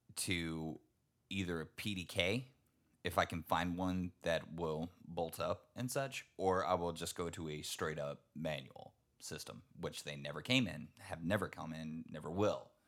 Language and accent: English; Texas, United States; I'm from Texas